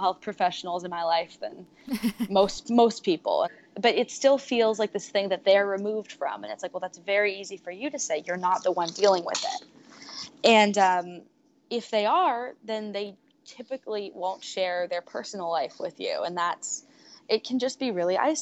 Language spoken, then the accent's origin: English; Silicon Valley, California, United States; I'm from Silicon Valley